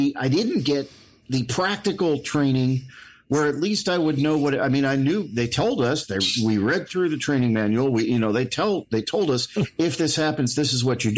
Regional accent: Alaska, United States; I grew up in Alaska, so cold wasn't an issue.

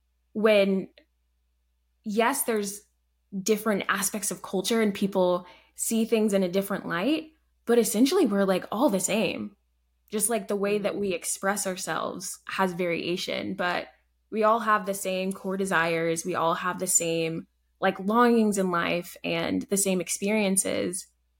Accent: Alabama, United States; born there; also born or lived in Canada; So I was born in Alabama, lived there for a few years.

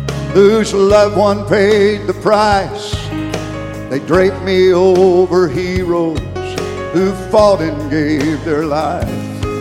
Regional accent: United States; I'm an American.

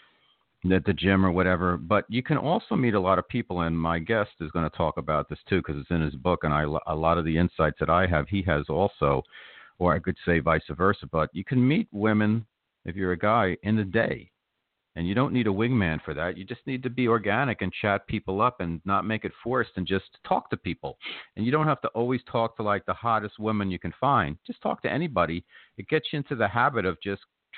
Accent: New York, United States; as a New Yorker

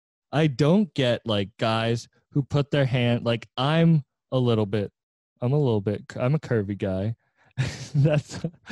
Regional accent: Cape Cod, Massachusetts, United States; There's a lot of Jamaicans on Cape Cod where I'm from

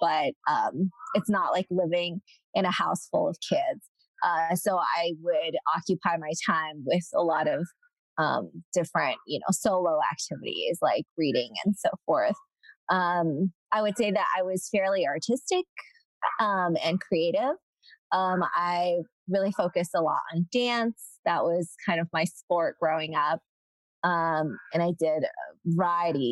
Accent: Southern California, United States; moved away as an adult; also born or lived in China / Philadelphia; I was actually born in China and grew up in Southern California

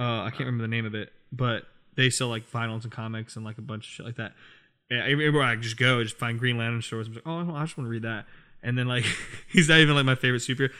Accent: Virginia, United States; I have a bunch of friends from here, from my hometown in Virginia

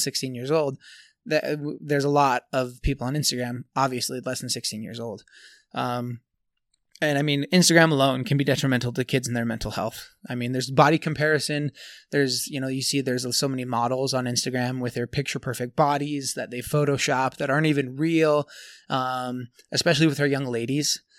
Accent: Tooele, Utah, United States; here in Tooele, here in my hometown.

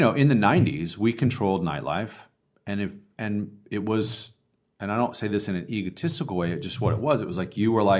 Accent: Joshua Tree, California, United States; moved away as an adult; also born or lived in Los Angeles; I'm some kid from Joshua Tree

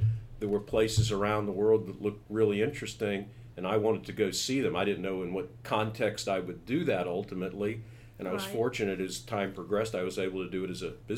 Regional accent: Charlotte, North Carolina, United States; moved away; also born or lived in New York City / Tennessee; I grew up in Charlotte, North Carolina

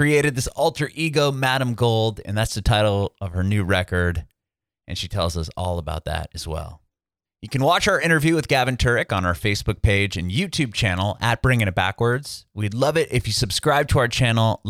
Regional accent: San Diego, California, United States; I was born and raised in San Diego

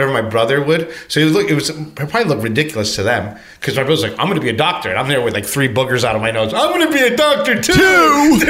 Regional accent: United States; I'm from Cuban descent, but I was raised here.

